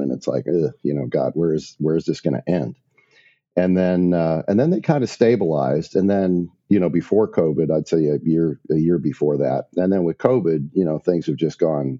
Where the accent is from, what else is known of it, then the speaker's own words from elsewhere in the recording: Maumee, Ohio, United States; moved away as an adult; also born or lived in Portsmouth, Virginia; I grew up in Maumee, Ohio, which is right outside of Toledo.